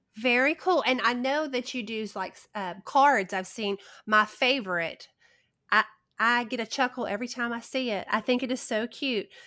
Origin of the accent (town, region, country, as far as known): the South, United States; accent: Southern